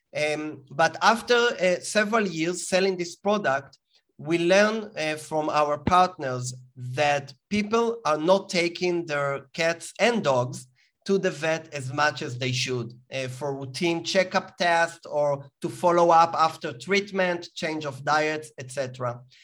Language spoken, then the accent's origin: English; Israel; as you can hear from my accent, I was born in Israel